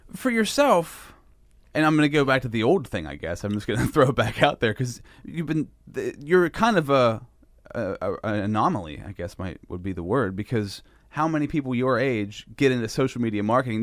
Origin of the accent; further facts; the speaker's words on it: Sinking Valley, Pennsylvania, United States; I grew up in Sinking Valley